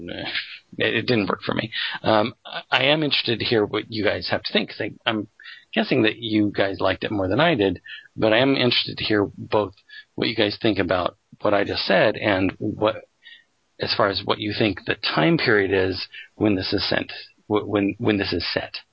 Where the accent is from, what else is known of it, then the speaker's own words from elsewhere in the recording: Colorado, United States; I grew up in Colorado um, for at least a few years of my life